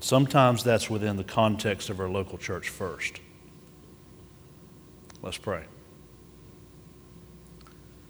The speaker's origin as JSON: {"language": "English", "country": "United States", "said": "as American Christians"}